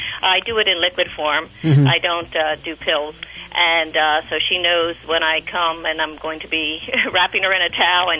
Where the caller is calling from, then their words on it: Reading, Pennsylvania, United States; I'm from Reading, Pennsylvania, WEEU.